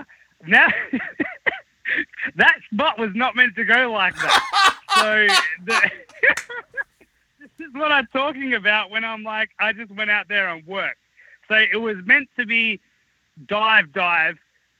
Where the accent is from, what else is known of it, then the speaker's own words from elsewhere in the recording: Australia; being Australian